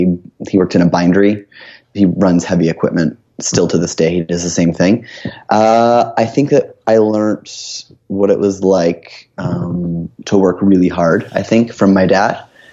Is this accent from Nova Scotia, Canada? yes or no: no; Oshawa, Ontario, Canada; So I grew up in Ontario, just outside of Toronto, in a town called Oshawa, which is known as being the only thing that was there at the time that I grew up was a GM town, like General Motors factory.